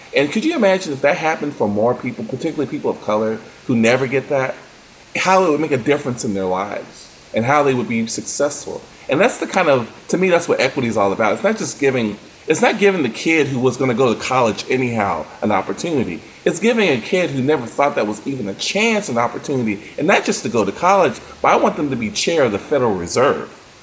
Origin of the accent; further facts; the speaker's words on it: United States; we as an American uh, community culture